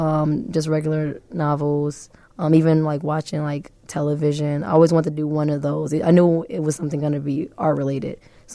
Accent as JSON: {"language": "English", "town": "Chicago", "region": "Illinois", "country": "United States", "tie": "born or raised there", "said": "I come from the south side of Chicago. I've born and raised there for my entire life. I've moved back from, like, the 100s to the 88th and, like, Loomis, back and forth. But that's where mainly I come from."}